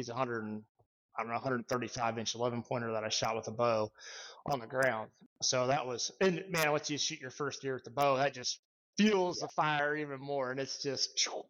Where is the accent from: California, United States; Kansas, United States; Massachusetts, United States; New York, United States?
Kansas, United States; also born or lived in Nebraska; I was born in Nebraska, really big pheasant country up there. And around the sixth grade, I believe it was, we ended up moving to Kansas to my grandpa's farm.